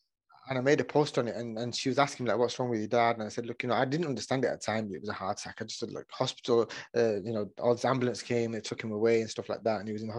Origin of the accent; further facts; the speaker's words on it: Oldham, North West England, United Kingdom; Yeah. Yeah, Oldham, just outside of Manchester.